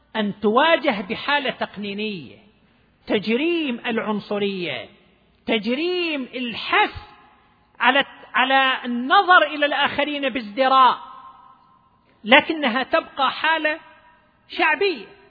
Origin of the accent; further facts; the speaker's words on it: Dammam, Eastern Province, Saudi Arabia; عندنا في الدمام